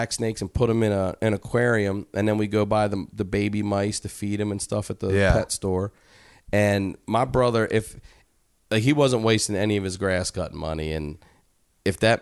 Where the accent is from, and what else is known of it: Maryland, United States